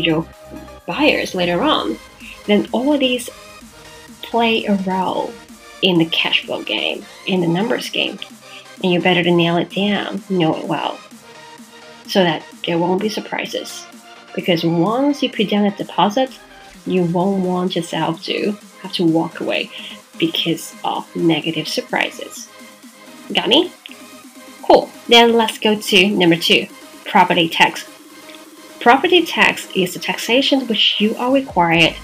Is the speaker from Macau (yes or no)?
yes; Macau; in Macau, for my hometown